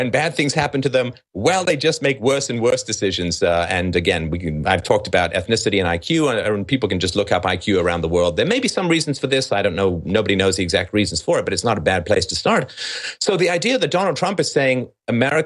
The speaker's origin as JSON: {"language": "English", "region": "England", "country": "United Kingdom", "tie": "born or raised there", "moved": "yes", "said": "I grew up in England"}